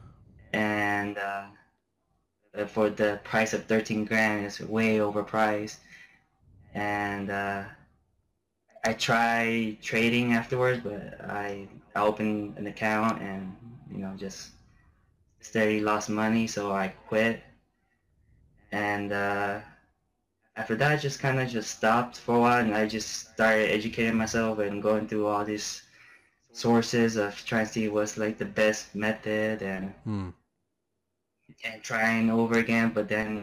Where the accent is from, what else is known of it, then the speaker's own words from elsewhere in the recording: Florida, United States; moved away as an adult; also born or lived in Germany / Honduras / Kuwait; now in Afghanistan; I was born and raised in Florida